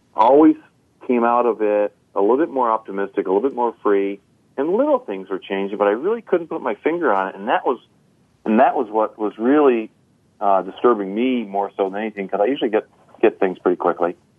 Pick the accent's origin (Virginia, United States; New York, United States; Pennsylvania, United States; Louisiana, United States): New York, United States; North Country; now in Crown Point, United States; I was raised in the North Country, New York